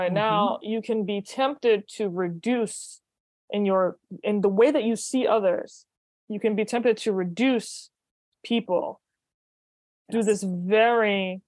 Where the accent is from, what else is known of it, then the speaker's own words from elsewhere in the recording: New Orleans, Louisiana, United States; moved away as an adult; also born or lived in New York; I moved to New York from New Orleans originally